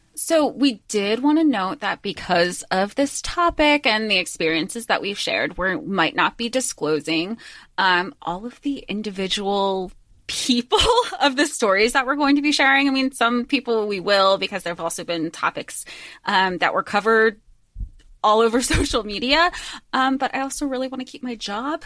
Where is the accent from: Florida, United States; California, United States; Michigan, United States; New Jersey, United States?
Florida, United States; we grew up in Florida